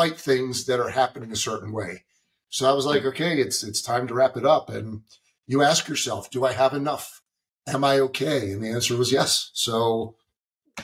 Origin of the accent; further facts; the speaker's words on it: East Coast, United States; I'm from the East Coast.